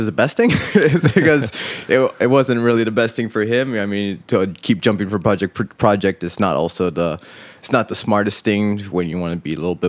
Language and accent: English; United States; born there; yeah, well, I was born in America.